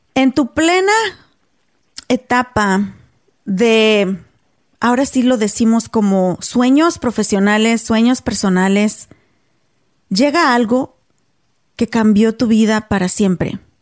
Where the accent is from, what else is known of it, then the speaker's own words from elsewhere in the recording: Mexico; moved away as an adult; now in United States; nosotras somos mexicanas